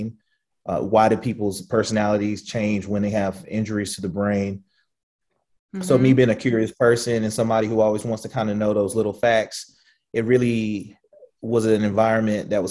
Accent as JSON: {"language": "English", "region": "the South", "country": "United States", "tie": "born or raised there", "said": "we grew up in the South"}